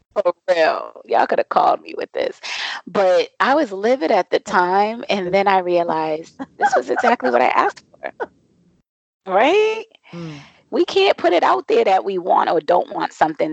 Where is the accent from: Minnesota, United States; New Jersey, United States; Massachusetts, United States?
Massachusetts, United States; Boston; now in Mexico; I am originally from Boston, Massachusetts, and I am currently and I say currently because I move around a lot